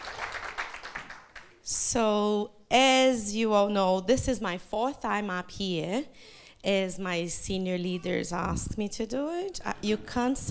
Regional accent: Brazil; first language Portuguese; English is a second language; moved away as an adult; now in New Zealand; eu sou uma brasileira que mora na Nova Zelândia por mais de 14 anos

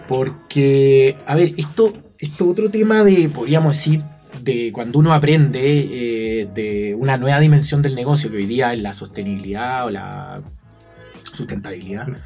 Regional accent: Chile; emprendedores chilenos, fabricantes chilenos

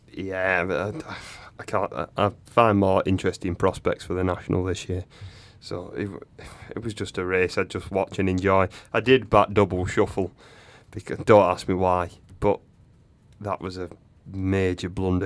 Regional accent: England, United Kingdom; I'm English

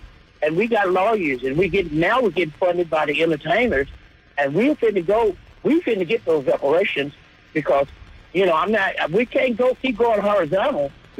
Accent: Gatesville, Texas, United States; I'm from that part of town. You know, not from Taylor, but I'm from Gatesville.

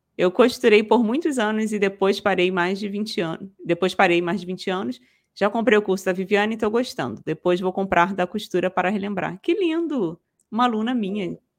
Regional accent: Rio de Janeiro, Brazil; eu sou daqui do Rio, da capital

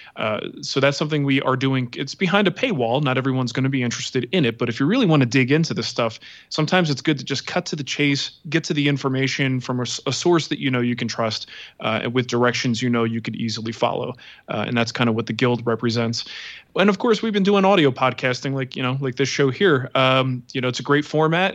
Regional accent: East Coast, United States; now in Denver, United States; growing up on the East Coast

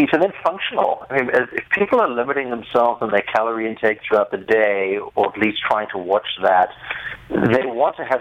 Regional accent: South Africa; accent: South African; I'm actually South African.

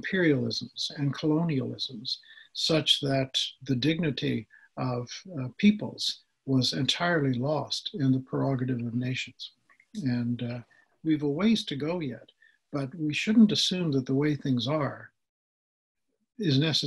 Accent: Canada; as a Canadian

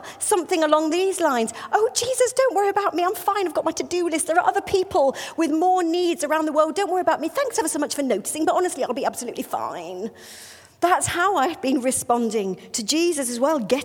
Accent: United Kingdom; I'm British

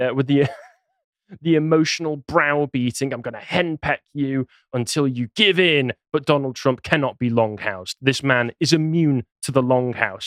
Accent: England, United Kingdom; I'm English

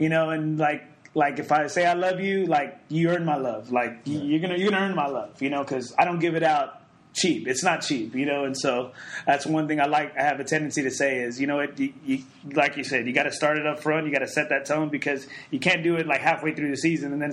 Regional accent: Corpus Christi, Texas, United States; now in San Antonio, United States; I'm from Corpus Christi

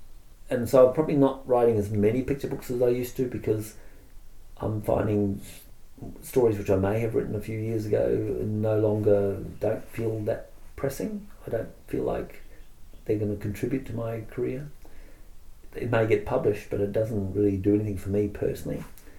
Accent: Australia; And from my perspective, I'm Australian as well, which means I get Australian public lending right.

